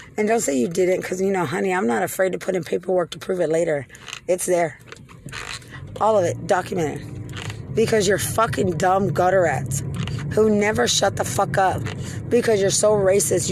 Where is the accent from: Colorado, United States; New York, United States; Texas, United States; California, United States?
Texas, United States; Lubbock; I'm from Lubbock, where it's not about race